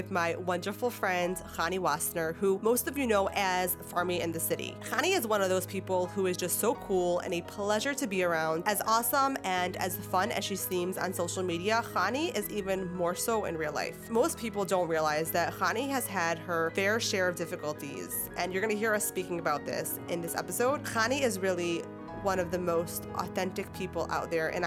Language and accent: English; New York City, New York, United States; also born or lived in Rockland County, New York; I grew up in Brooklyn. I was the oldest, oldest of four kids